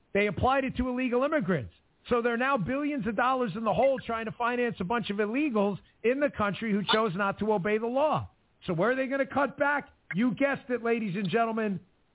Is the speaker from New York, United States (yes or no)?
yes; New York City, New York, United States; I grew up in New York.